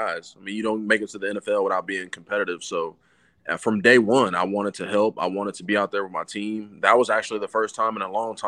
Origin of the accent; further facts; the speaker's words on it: Texas, United States; moved away; also born or lived in Oklahoma / Chicago; I'm from Texas, so my family was all Cowboys fan. I grew up around, you know, the glory days